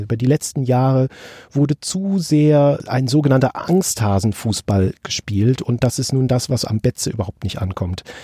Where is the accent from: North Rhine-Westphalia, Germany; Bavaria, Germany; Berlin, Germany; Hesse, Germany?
North Rhine-Westphalia, Germany; Bonn; also born or lived in Kaiserslautern; mein Akzent nicht, weil ich äh, schon zwei Monate nach meiner Geburt im Prinzip nach Bonn umgetopft wurde